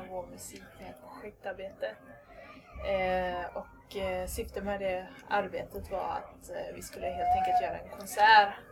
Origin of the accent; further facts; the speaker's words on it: Ireland; now in Sweden; Och det är lite konstigt i och med att jag är ja, från Irland då från början. Eh, men det var när, vi flyttade, när jag flyttade hit då